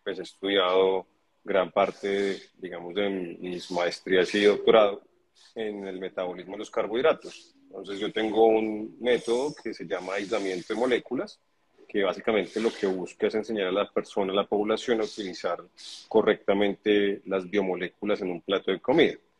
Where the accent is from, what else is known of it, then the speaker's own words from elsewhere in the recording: Colombia; yo soy colombiano